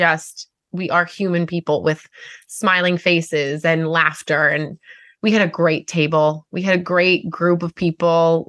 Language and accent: English; Long Island, New York, United States; accent: long R's; I have long R's because I'm from Long Island.